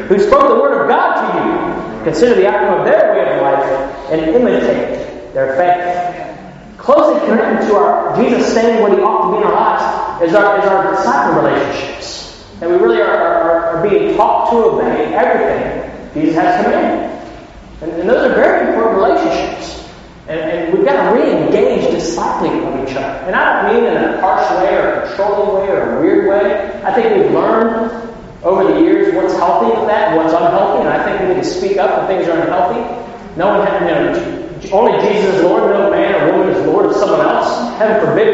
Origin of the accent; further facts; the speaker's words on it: Ohio, United States; I'm from Ohio